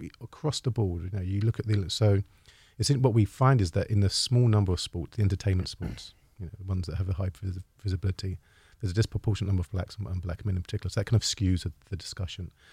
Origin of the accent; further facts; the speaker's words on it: United Kingdom; as a Brit, as a European